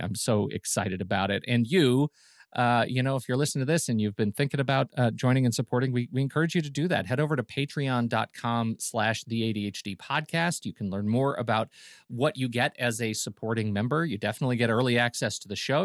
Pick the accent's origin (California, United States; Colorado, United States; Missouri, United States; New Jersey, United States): Colorado, United States; Colorado Springs; where I grew up in Colorado Springs